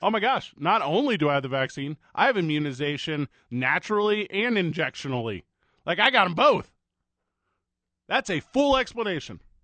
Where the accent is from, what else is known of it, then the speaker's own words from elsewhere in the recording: St. Louis, Missouri, United States; now in Albuquerque, United States; Live from my hometown of Saint Louis, Missouri